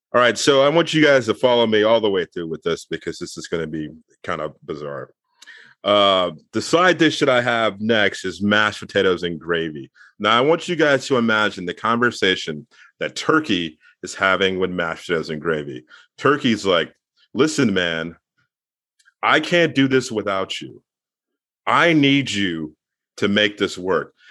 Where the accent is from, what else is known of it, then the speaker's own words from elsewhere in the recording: Mid-Atlantic, United States; I'm from the Mid-Atlantic